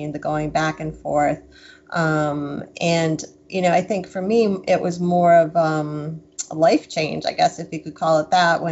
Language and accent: English; Wisconsin, United States; moved away as an adult; also born or lived in Boston; I'm still a Midwestern girl at heart. I'm from Wisconsin